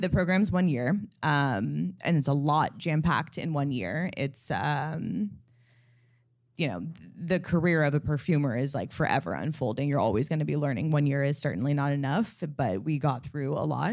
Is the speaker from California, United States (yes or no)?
yes; California, United States; moved away; also born or lived in Los Angeles; I'm from California, I, I used to live in L